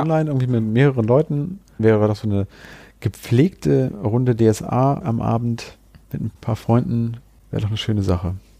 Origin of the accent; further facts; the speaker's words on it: Hanover, Lower Saxony, Germany; hier bei uns in Hannover